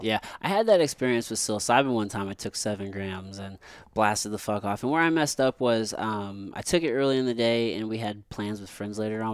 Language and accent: English; Missouri, United States; growing up in Missouri